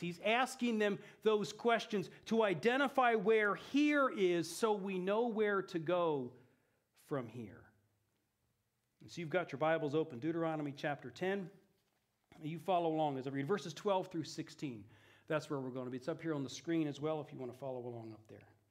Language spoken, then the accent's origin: English; Eugene, Oregon, United States; moved away as an adult; also born or lived in Italy; I grew up here in Eugene, so this is my hometown.